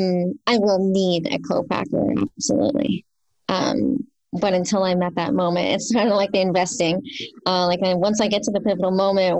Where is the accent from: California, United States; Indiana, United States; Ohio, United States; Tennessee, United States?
California, United States; San Jose; I grew up in South San Jose, and it was just 20 minutes north of Gilroy